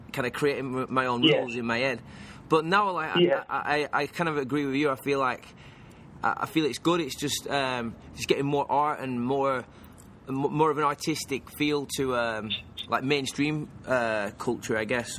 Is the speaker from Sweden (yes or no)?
no; England, United Kingdom; now in Los Angeles, United States; I grew up in England